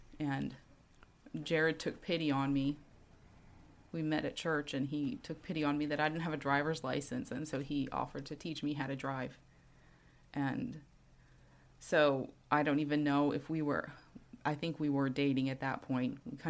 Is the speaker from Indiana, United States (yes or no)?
no; New York City, New York, United States; I grew up on Staten Island in New York. My parents are from out west, from Colorado and the Four Corners area, and they kind of moved around a lot.